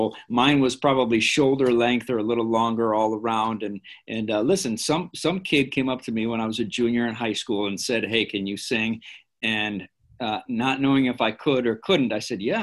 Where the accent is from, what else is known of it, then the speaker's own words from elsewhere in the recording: Elgin, Illinois, United States; Miss Pelletier and I grew up in Elgin at different times in our life